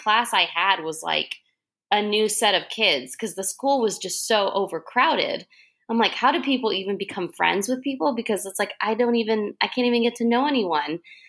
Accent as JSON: {"language": "English", "town": "Pampa", "region": "Texas", "country": "United States", "tie": "born or raised there", "also_born_or_lived": "Argentina / Philippines", "said": "I was born in Argentina, but we left when I was a baby. Both my parents are Argentine, and then my dad's job, he was an engineer. He's retired now. Moved us to a couple different places. So we left when I was a baby. We moved to Pampa, Texas."}